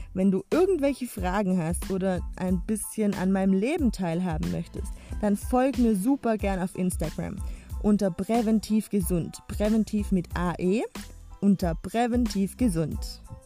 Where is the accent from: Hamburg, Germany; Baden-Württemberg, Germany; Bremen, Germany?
Baden-Württemberg, Germany; Swabia; accent: Swabian; aus dem Schwabenländle. Das wirst du mir ab und zu auch anhören an meinem Dialekt mit den vielen Sch.